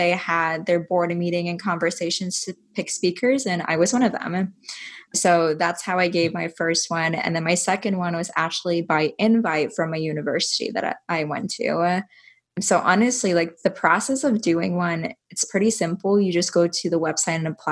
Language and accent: English; Iowa, United States; I'm from Iowa